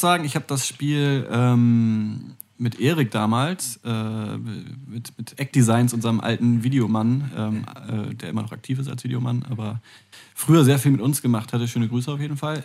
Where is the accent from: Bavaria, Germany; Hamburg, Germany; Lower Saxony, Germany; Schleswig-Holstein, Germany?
Hamburg, Germany; eastern; aus meinem Heimatort ganz im Osten Hamburg